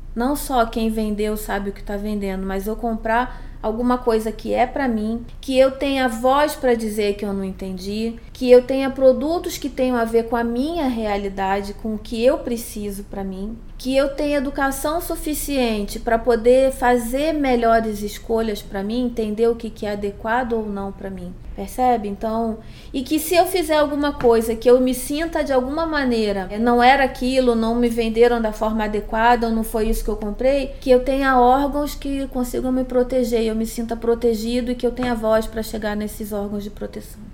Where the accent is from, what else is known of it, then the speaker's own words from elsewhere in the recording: Rio de Janeiro, Brazil; moved away as an adult; now in São Paulo, Brazil; eu sou carioca